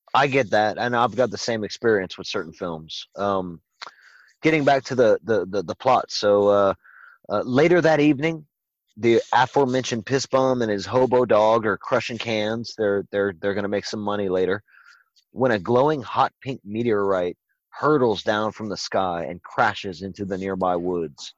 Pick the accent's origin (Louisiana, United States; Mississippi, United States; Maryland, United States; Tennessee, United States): Louisiana, United States; it was shot in my home state